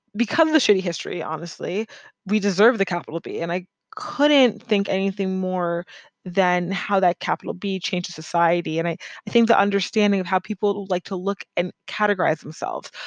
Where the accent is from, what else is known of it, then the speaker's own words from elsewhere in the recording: United States; I grew up in America